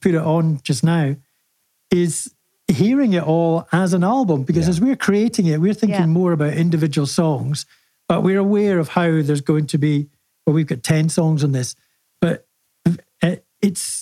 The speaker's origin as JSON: {"language": "English", "town": "St Andrews", "region": "Scotland", "country": "United Kingdom", "moved": "yes", "lives_now": "London, United Kingdom", "said": "I'm from a small town called St Andrews."}